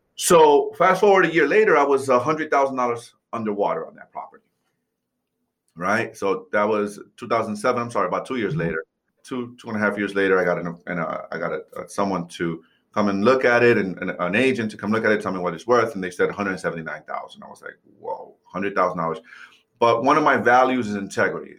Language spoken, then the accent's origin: English; New York City, New York, United States; moved away; I grew up, I was born and raised in New York City